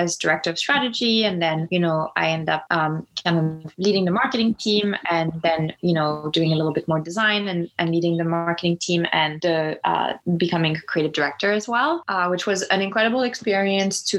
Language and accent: English; Lyon, Auvergne-Rhône-Alpes, France; moved away as an adult; now in United States; growing up in Lyon